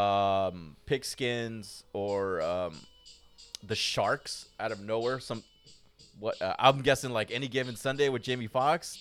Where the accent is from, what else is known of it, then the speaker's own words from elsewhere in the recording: Fullerton, California, United States; I grew up in Fullerton. Most of my life, Fullerton